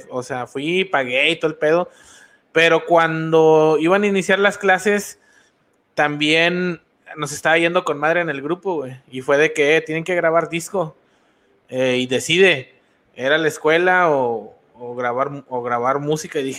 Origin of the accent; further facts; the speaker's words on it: Mexico; uno como mexicano va creciendo y, empiezas, a, a, tirar las cartas